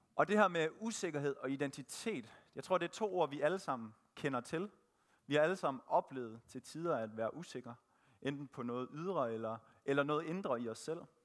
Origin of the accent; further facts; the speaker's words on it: Thisted, North Denmark Region, Denmark; Født og opvokset i Tisted